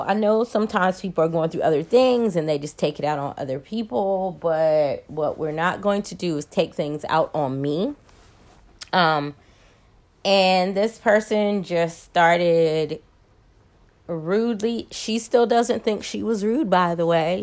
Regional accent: Maryland, United States; now in Atlanta, United States; I'm originally from Maryland, live in Atlanta, went back home to Maryland

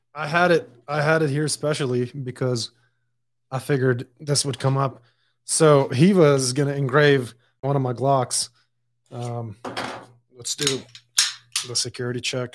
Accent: Dubai, United Arab Emirates; also born or lived in Lebanon; now in United States; I was born and raised in Dubai

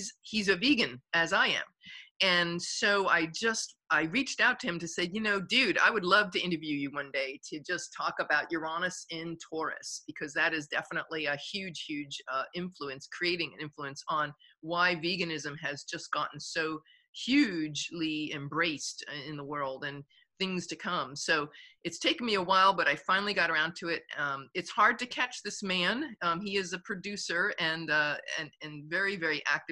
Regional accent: Long Island, New York, United States; moved away; I grew up in Long Island. I lived in the city for like 13 years.

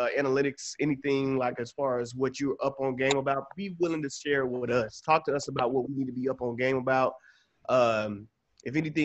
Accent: Atlanta, Georgia, United States; now in Los Angeles, United States; I'm from Atlanta, Georgia

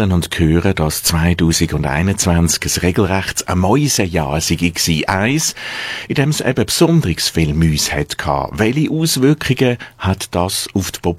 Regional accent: Switzerland; bei uns in der Schweiz

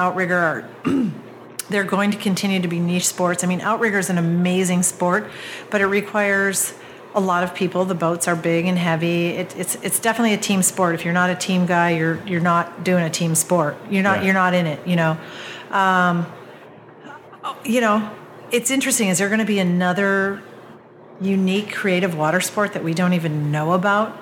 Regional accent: Wisconsin, United States; moved away as an adult; also born or lived in Oahu, Hawaii / Colorado; now in Central Oregon, United States; growing up in Wisconsin

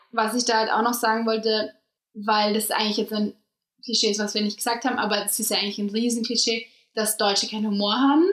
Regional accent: Austria; moved away as an adult; now in Germany; ich bin aus Österreich

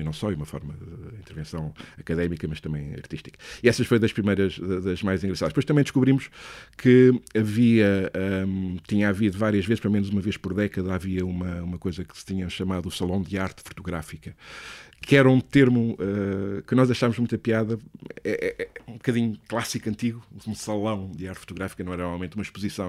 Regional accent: Leiria, Centro, Portugal; moved away as an adult; also born or lived in Lisbon; eu sou de Leiria

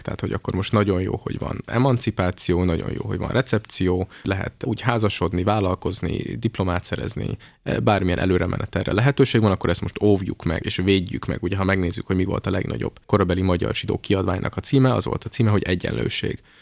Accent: Hungary

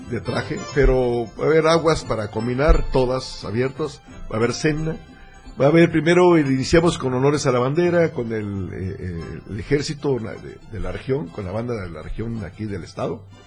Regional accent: Tapachula, Chiapas, Mexico; yo soy de Tapachula

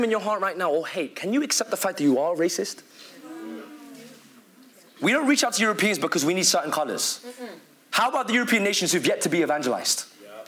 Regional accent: Philippines; accent: British; Because I know for me, my British accent is so strong, I start to say some words very British. Even my own nation in Philippines, they, they butcher me for saying it.

